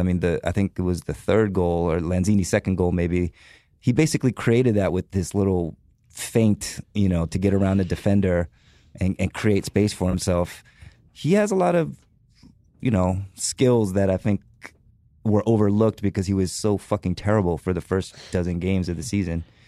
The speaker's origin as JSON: {"language": "English", "country": "United States", "said": "as an American fan"}